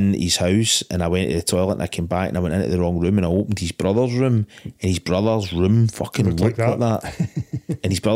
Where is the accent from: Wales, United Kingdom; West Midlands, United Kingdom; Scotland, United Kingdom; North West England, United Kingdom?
Scotland, United Kingdom; being Scottish